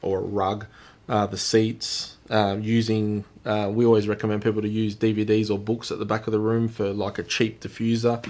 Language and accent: English; Australia; We are Australian, so we pronounce things a bit differently.